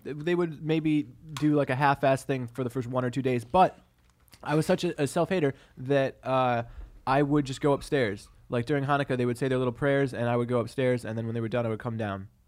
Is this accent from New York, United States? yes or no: yes; Syracuse, New York, United States; I grew up in Syracuse